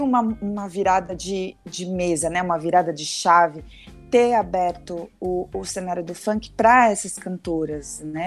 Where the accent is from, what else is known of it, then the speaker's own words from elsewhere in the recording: Santos, São Paulo, Brazil; now in São Paulo, Brazil; Sou daqui de São Paulo, né, de Santos, mas moro em São Paulo